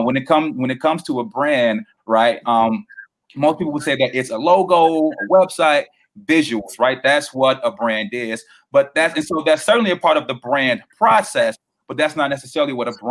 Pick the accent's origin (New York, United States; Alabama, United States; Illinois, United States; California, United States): Illinois, United States; Chicago; I'm born and raised Southside. I've lived here my entire life